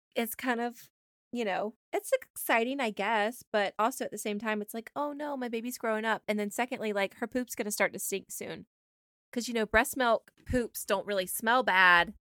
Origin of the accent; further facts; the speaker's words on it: Georgia, United States; We're from Georgia.